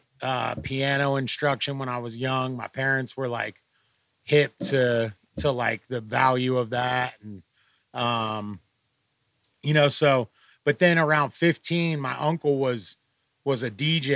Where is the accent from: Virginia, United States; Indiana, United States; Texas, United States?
Virginia, United States; Norfolk; moved away; also born or lived in Chesapeake, Virginia / Oakland, California; I grew up in Virginia.